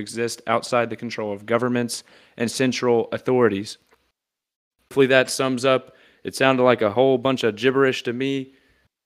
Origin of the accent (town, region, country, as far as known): Tennessee, United States; born or raised there